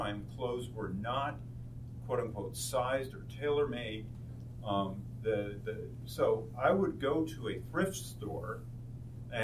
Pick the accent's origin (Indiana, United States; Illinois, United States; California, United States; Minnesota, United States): California, United States; San Diego; now in Tucson, United States; We're from San Diego